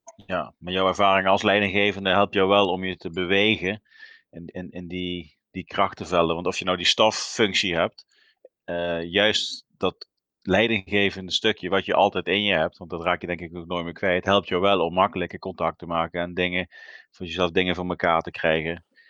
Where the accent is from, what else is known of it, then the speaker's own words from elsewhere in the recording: South Limburg, Netherlands; ik kom ook uit Zuid-Limburg